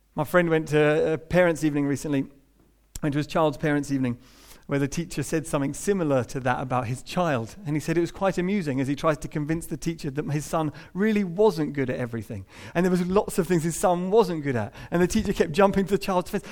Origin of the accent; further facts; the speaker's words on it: United Kingdom; we're British